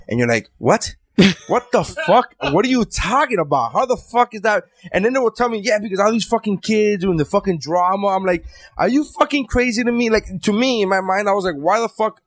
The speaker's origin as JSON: {"language": "English", "region": "New York", "country": "United States", "said": "I'm from New York"}